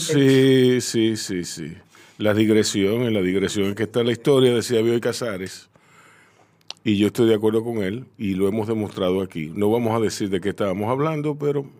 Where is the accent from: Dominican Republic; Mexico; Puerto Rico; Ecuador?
Dominican Republic; tenemos un cantadito